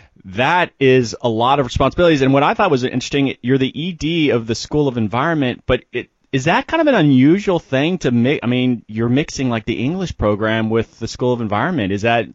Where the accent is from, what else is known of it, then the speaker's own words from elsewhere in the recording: Florida, United States; I'm from Florida.